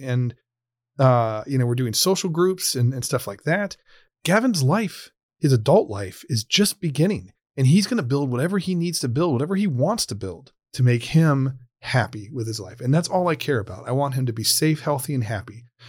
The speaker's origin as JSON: {"language": "English", "region": "Ohio", "country": "United States", "said": "the state of Ohio, uh, my home state, my home community"}